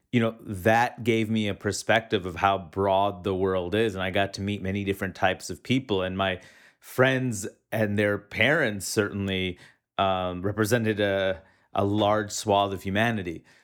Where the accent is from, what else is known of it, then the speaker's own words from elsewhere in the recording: New York City, New York, United States; moved away; growing up in, in New York City, in Queens, New York